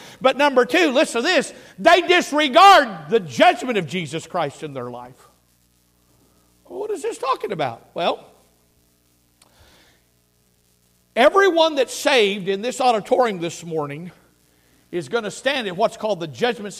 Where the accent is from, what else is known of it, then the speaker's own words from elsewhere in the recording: Laclede County, Missouri, United States; I grew up in Laclede County, Missouri